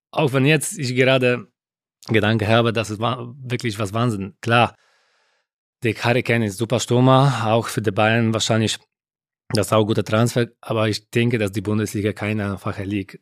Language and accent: German; Poland; German is a second language; moved away as an adult; ich war aus Polen.